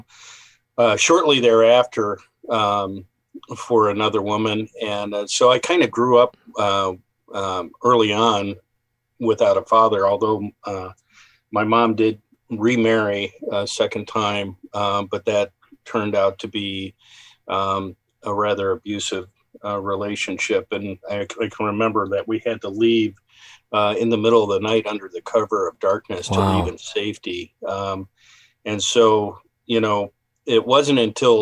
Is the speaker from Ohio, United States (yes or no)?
yes; Bay Village, Ohio, United States; also born or lived in Columbus, Ohio / Galena, Ohio; I was born in Bay Village, Ohio